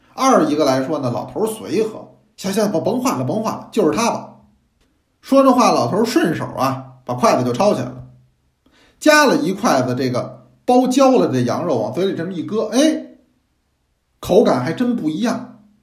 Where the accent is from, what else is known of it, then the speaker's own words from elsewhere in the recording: northern China, China; 作为北方人来讲